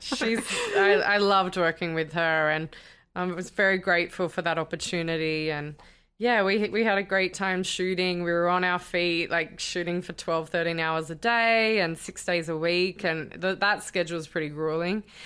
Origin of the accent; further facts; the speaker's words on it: Sydney, New South Wales, Australia; moved away as an adult; also born or lived in London; now in United States; So I'm Australian and I'm originally from Sydney